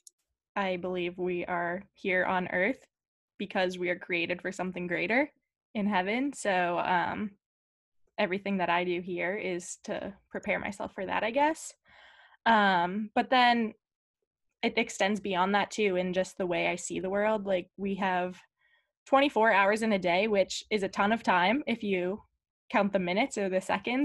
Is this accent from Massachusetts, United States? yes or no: yes; Scituate, Massachusetts, United States; I am from Scituate, Massachusetts